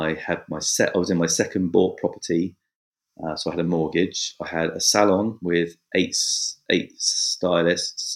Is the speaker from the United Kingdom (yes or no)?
yes; Bournemouth, South West England, United Kingdom; I'm the eldest of six kids. We lived on a council estate and in the south of England, in Bournemouth. And I've lived here all my life